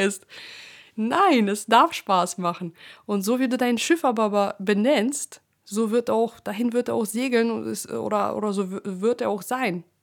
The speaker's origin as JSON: {"language": "German", "country": "Russia", "tie": "born or raised there", "moved": "yes", "said": "ich bin ja in Russland geboren"}